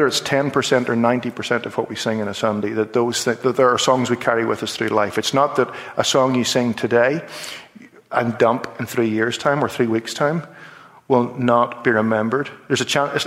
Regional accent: Belfast, Northern Ireland, United Kingdom; We're from Belfast

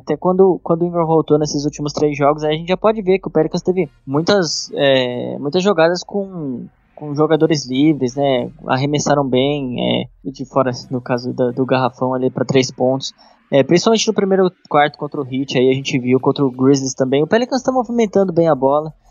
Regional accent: Brazil; Como bom brasileiro

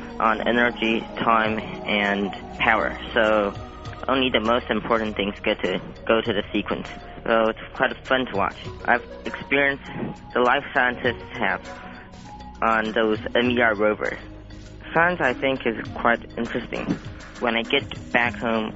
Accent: Taiwan; I'm from Taiwan.

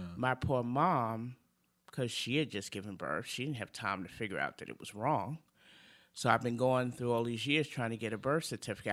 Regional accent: New York City, New York, United States; moved away; come from Brooklyn, from two of the toughest neighborhoods in Brooklyn, Brownsville and Bedford Stuyvesant

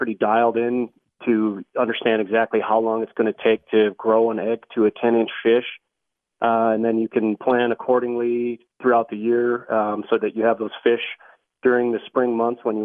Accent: Wisconsin, United States; now in Colorado, United States; I'm actually from Wisconsin

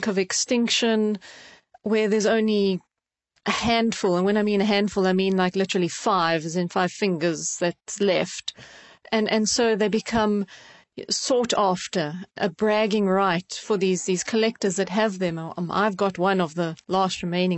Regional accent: South Africa; now in United Kingdom; growing up in South Africa and seeing the species in the wild

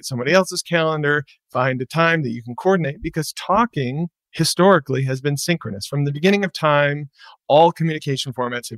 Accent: Michigan, United States; moved away; I'm from Michigan originally

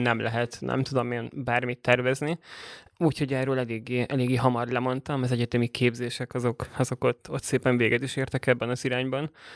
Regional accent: Budapest, Hungary; also born or lived in Borsod-Abaúj-Zemplén (village); én egy 2000 fős kis faluból uh, indultam, Borsodból, és 8 évesen kerültem Budapestre, és uh, gimnáziumot már, már itt jártam

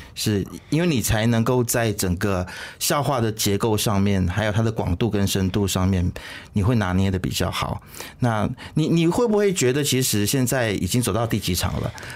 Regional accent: Malaysia; Despite 我们马来西亚人对他有什么意见

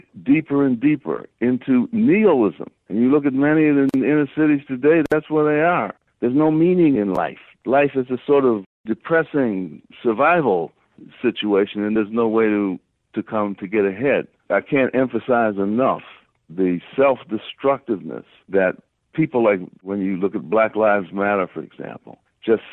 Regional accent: Harvey, Illinois, United States; I grew up in Harvey, Illinois, Phoenix, just off the south side

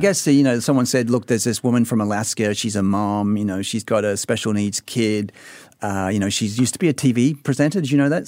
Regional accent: Sydney, New South Wales, Australia; now in Singapore; I'm from Sydney

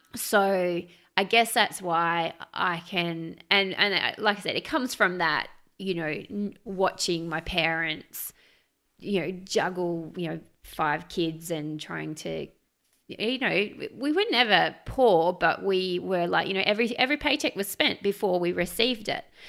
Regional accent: Australia; as an Australian

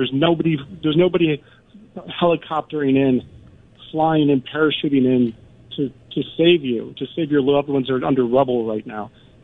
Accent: Chicago, Illinois, United States; now in Istanbul, Turkey; I'm from Chicago. I love the snow. I miss it here. We're kind of Mediterranean weather over here.

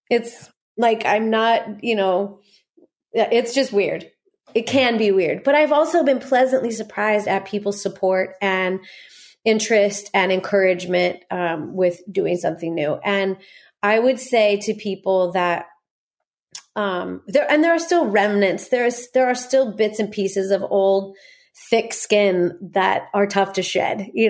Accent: Corona, California, United States; born there; also born or lived in Norco; I was born in Corona and and spent the first two years of my life in Norco.

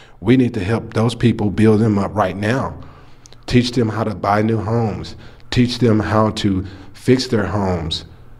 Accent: Lubbock, Texas, United States; I grew up in East Lubbock.

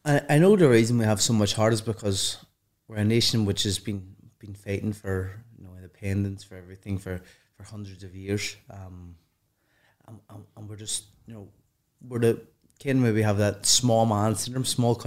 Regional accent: Ireland; And maybe because what I've done, the amateurs, but also my own talents, and then adding being Irish to it, you know, helps.

